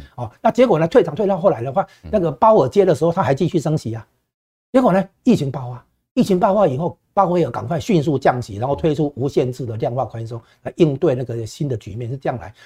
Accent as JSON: {"language": "Chinese", "country": "Taiwan", "said": "我们台湾这边都感受得到"}